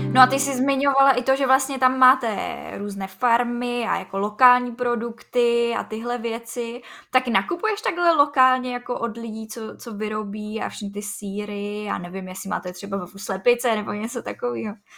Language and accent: Czech; Czechia